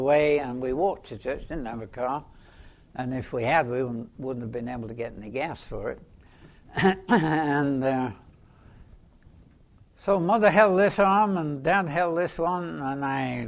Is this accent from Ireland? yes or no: no; England, United Kingdom; I was born in England, just about the outbreak of the Second World War